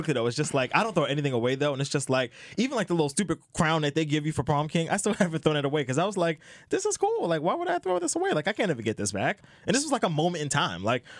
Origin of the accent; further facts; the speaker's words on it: New York City, New York, United States; I'm from Brooklyn.